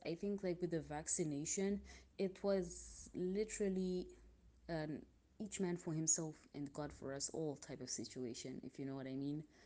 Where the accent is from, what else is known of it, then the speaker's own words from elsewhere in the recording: Zimbabwe; now in Milan, Italy; I am from Zimbabwe and I'm currently living in Milan, Italy